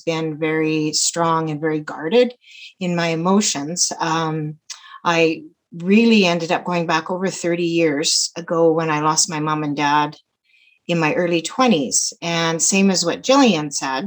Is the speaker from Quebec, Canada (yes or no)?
no; Calgary, Alberta, Canada; I'm from Calgary